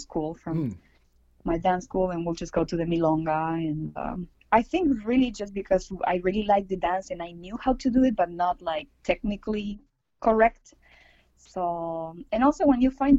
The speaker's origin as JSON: {"language": "English", "country": "Argentina", "tie": "born or raised there", "moved": "yes", "lives_now": "Las Vegas, United States", "said": "I was born and raised in Argentina"}